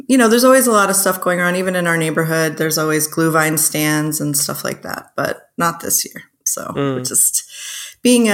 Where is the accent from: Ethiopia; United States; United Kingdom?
United States; New Jersey; also born or lived in California / Costa Rica; now in Berlin, Germany; I'm from New Jersey originally.